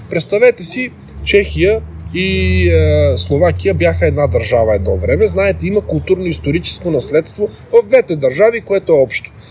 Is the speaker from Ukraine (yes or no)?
no; North Macedonia; аз поне така разбирам, като българин, а, идвайки в София и говорейки с българските политици, аз ги убеждавам да помогнат на Македония. А тази помощ се изразява в това да отстояват тези позиции за моята страна да се демократизира